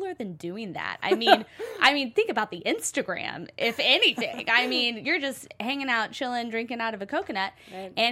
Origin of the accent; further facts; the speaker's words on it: Oklahoma, United States; moved away; I'm from Oklahoma